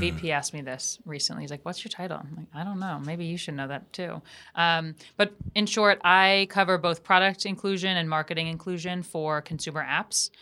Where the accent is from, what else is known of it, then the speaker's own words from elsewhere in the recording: suburbs of New York City, United States; I grew up, um, outside of New York City in a very, um, white area, uh, the suburbs of New York